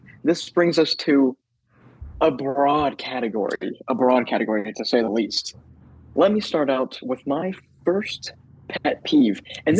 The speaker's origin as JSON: {"language": "English", "area": "Mount Juliet", "region": "Tennessee", "country": "United States", "tie": "born or raised there", "said": "I'm from Milton, Julia, Tennessee, just outside the Nashville area, and lived here basically my whole life, I guess you could say."}